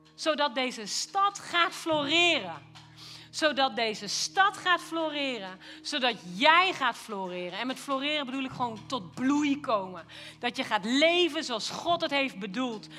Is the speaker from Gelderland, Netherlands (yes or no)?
yes; Lochem, Gelderland, Netherlands; now in Doetinchem, Netherlands; ik ben wel opgegroeid in Lochem